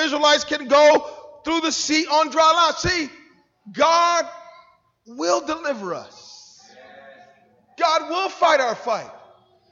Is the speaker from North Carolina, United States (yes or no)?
yes; Wilmington, North Carolina, United States; moved away; my hometown, a little place called Wilmington, North Carolina.